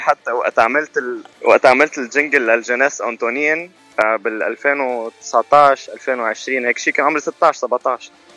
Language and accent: Arabic; Zahle, Beqaa, Lebanon; moved away as an adult; now in United States; انا من لبنان من زحله وإلي بامريكا سنتين ونص